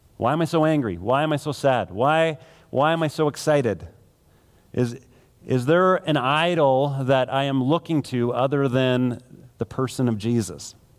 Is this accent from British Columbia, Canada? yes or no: no; Manitoba, Canada; now in Alberta, Canada; I grew up in Manitoba